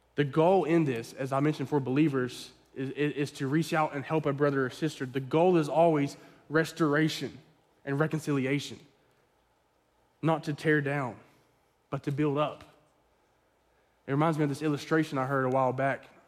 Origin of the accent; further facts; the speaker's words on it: the Bible Belt, United States; I grew up in the Bible Belt